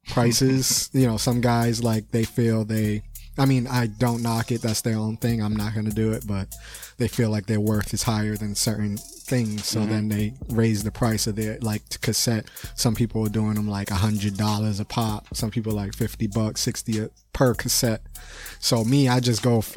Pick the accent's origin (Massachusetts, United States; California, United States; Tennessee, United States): Massachusetts, United States; Boston; I was born in Boston City Hospital, so I'm a Bostonian